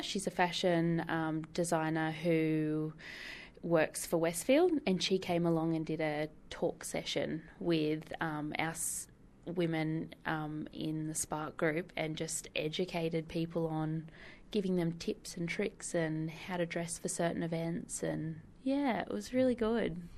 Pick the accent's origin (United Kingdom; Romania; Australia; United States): Australia; Whitebridge, New South Wales; We grew up in Whitebridge, so our local beach was Dudley